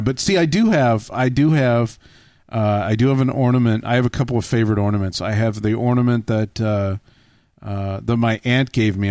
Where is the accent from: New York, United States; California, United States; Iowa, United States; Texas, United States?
Texas, United States; growing up in Texas